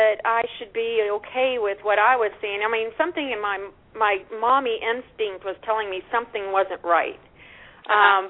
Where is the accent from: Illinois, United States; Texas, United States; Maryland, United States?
Texas, United States; Austin; I'm from Austin, Texas, originally